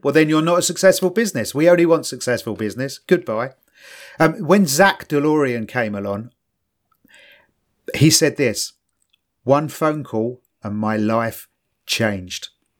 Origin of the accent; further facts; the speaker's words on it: London, United Kingdom; I grew up in East London